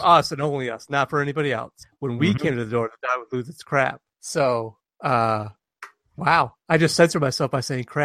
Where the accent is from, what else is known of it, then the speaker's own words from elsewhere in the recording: Detroit, Michigan, United States; I'm from the Detroit area